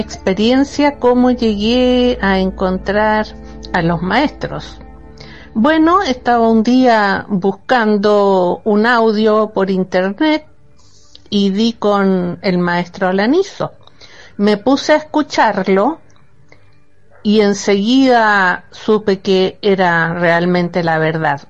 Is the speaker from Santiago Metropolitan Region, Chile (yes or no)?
yes; Santiago, Santiago Metropolitan Region, Chile; soy de Santiago de Chile